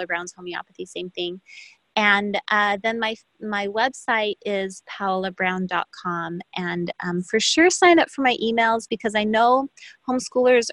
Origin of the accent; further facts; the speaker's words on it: Brazil; moved away; I'm from Brazil